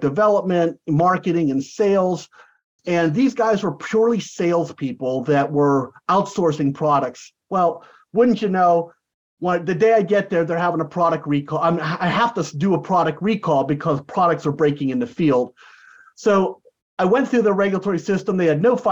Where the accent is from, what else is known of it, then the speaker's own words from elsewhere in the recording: United States; also born or lived in San Diego, California / Florida / Santa Barbara, California; I'm an American. I don't speak Portuguese